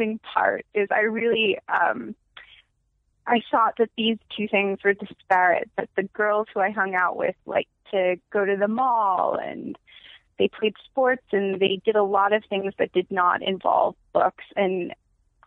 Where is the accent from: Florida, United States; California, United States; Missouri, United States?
California, United States; Los Angeles; also born or lived in New York; I'm from LA.